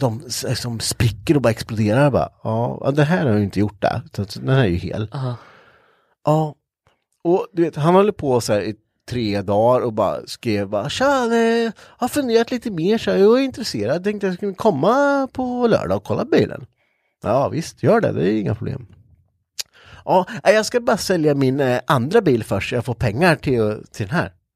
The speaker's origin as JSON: {"language": "Swedish", "region": "Östergötland", "country": "Sweden", "accent": "östgötska", "said": "jag kan inte höra mig att vi har så jävla grov östgötska"}